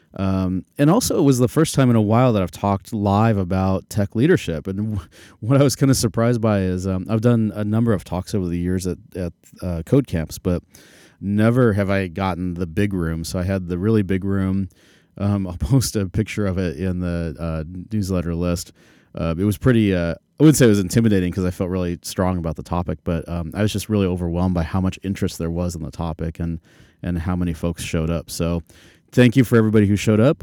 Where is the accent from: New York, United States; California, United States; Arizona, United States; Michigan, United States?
Arizona, United States; Phoenix; moved away; I'm from Phoenix originally